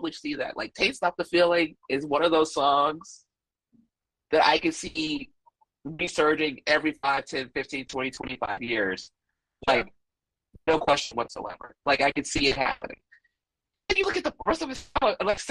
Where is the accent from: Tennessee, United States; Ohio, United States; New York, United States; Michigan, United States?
Tennessee, United States; Memphis; I grew up in Memphis, Tennessee